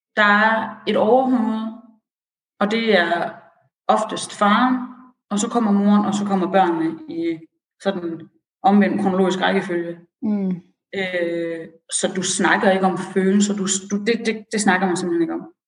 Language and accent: Danish; Aarhus, Central Denmark Region, Denmark; also born or lived in Iran; jeg er oprindelig fra Aarhus